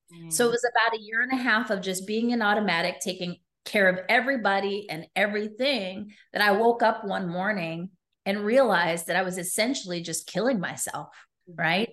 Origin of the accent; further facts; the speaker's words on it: New York City, New York, United States; also born or lived in Las Vegas, Nevada; I was raised in New York City